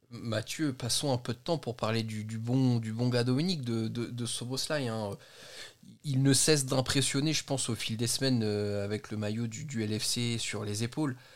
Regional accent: Belgium; le bas blessé je suis belge, je défonce la langue Il française.

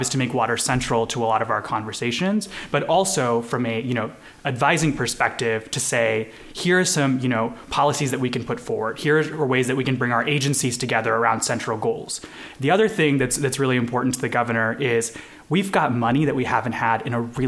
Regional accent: Kansas, United States; also born or lived in India; my family made Kansas home in the early 2000s from India. So I was born in India. And so, you know, I grew up here

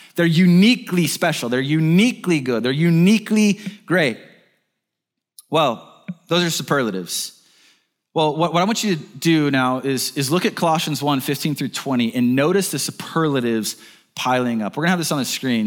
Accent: Birmingham, Alabama, United States; I'm from Birmingham, Alabama

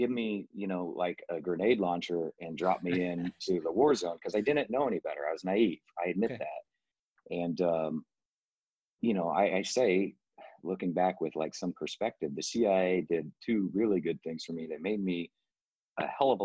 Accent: Midwest, United States; I'm from the sticks in the Midwest

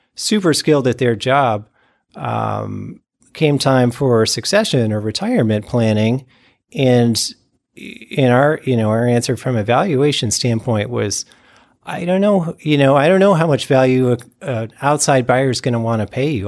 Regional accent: Ohio, United States; also born or lived in California; now in West Michigan, United States; I'm from Ohio

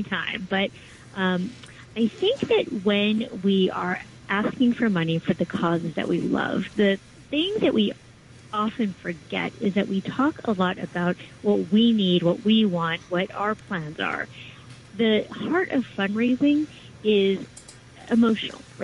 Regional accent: West Coast, United States; now in New York, United States; I'm originally from the West Coast

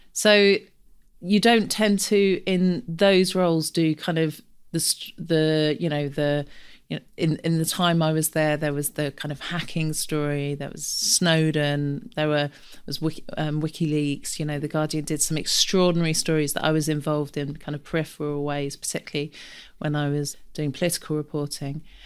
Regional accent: London, United Kingdom; I grew up in Camden, big family

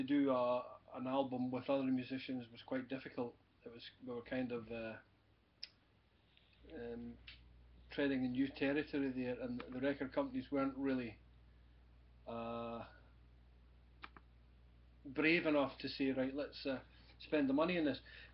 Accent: Glasgow, Scotland, United Kingdom; also born or lived in Paisley / Blackburn, West Lothian; I was originally born in Paisley, which is to the west of Glasgow. I was mainly brought up in the Glasgow area

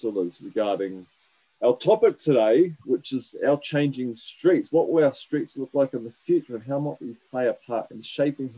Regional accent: Waitakere Ranges, Auckland, New Zealand; growing up in Westhorpe in the Waitakere Ranges

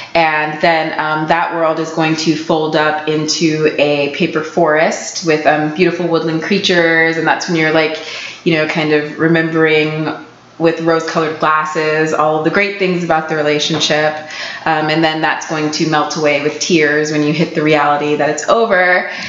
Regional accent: Florida, United States; moved away; I'm from Florida

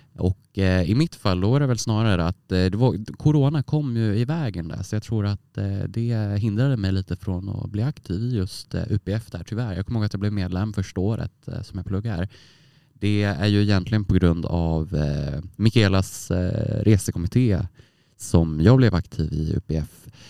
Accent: Västerås, Västmanland, Sweden; moved away as an adult; now in Umeå, Sweden; Jag är ju från Västerås, eh, en timme från Stockholm. Och eh, jag kände att jag behövde komma långt bort från min hemstad som jag liksom vuxit upp i och bott i 20 år

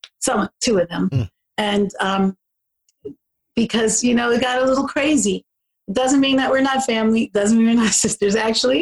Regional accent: Philadelphia, Pennsylvania, United States; moved away; I grew up in Southwest Philly and West Philly

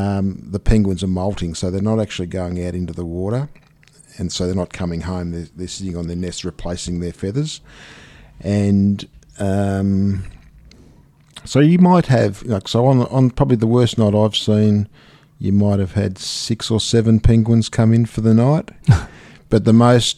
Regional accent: Dandenong, Victoria, Australia; Born and bred in Dandenong.

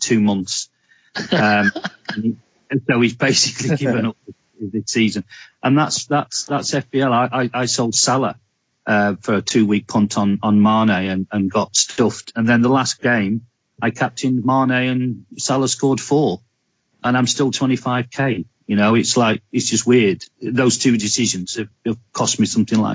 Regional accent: Burnley, North West England, United Kingdom; also born or lived in United States; now in Devon, United Kingdom; I grew up near Burnley, but I was actually born in America, bizarrely.

